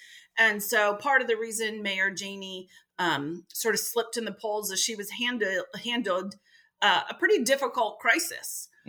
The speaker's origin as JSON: {"language": "English", "region": "Ohio", "country": "United States", "also_born_or_lived": "Massachusetts", "moved": "yes", "lives_now": "Boston, United States", "said": "I'm from Ohio."}